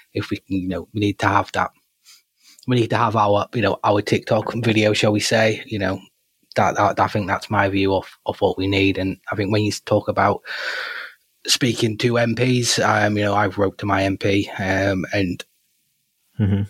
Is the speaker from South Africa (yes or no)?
no; United Kingdom; part of being British